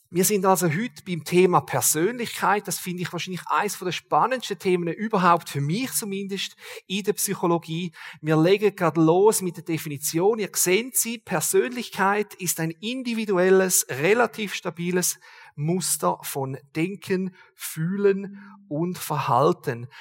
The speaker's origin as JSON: {"language": "German", "country": "Switzerland", "said": "als Schweizer"}